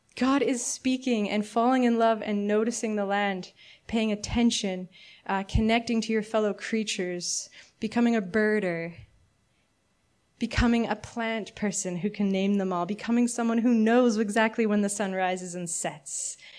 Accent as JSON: {"language": "English", "country": "Canada", "said": "As a Canadian my whole life, like, fifth generation"}